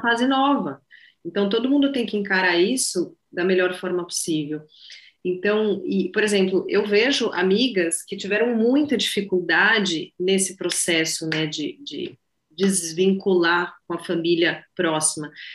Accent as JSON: {"language": "Portuguese", "region": "São Paulo", "country": "Brazil", "tie": "born or raised there", "moved": "as an adult", "said": "eu sou de São Paulo, eu moro, morei em São Paulo minha vida inteira"}